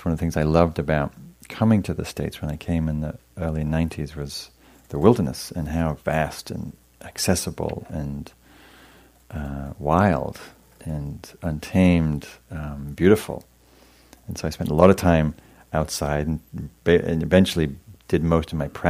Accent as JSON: {"language": "English", "region": "England", "country": "United Kingdom", "moved": "yes", "said": "I was from England"}